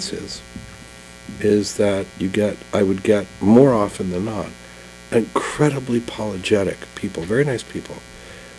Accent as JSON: {"language": "English", "country": "Canada", "moved": "as an adult", "lives_now": "New York, United States", "said": "I started as a Canadian"}